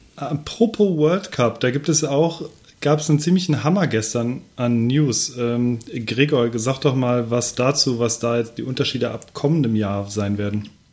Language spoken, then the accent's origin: German; Cologne, North Rhine-Westphalia, Germany; Als, äh, Kölner